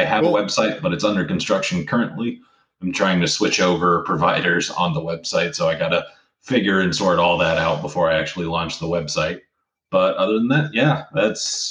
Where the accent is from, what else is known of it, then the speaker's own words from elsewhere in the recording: Central Florida, United States; now in Sarasota, United States; I'm actually from Central Florida.